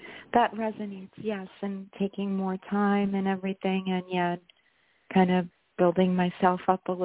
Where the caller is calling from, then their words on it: New York, United States; I'm in New York as well.